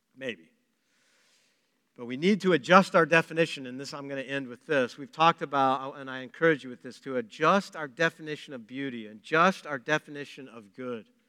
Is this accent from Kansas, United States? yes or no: yes; Pratt, Kansas, United States; I'm from Pratt, by the way. I was, that's my hometown.